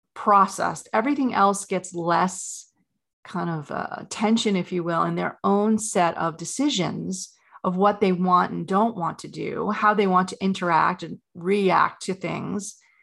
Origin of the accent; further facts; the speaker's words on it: New York, United States; I grew up in New York, a very competitive family